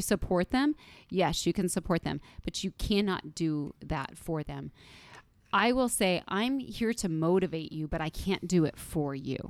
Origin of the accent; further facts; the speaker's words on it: United States; I was born in the United States of America